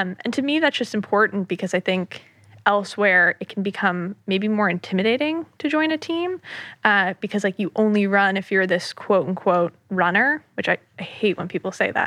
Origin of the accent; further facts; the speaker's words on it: New York City area, United States; born and raised in the New York City area. I grew up in the suburbs right outside of the city